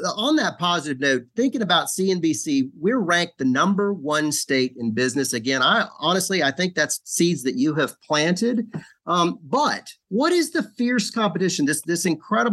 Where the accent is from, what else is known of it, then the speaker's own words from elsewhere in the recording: Asheville, North Carolina, United States; moved away as an adult; now in Charlotte, United States; I grew up in Asheville